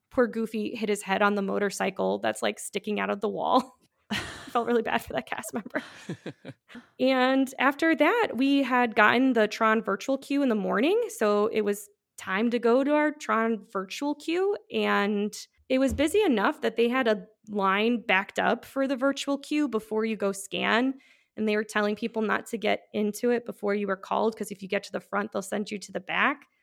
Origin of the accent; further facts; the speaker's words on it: Midwest, United States; I am from the Midwest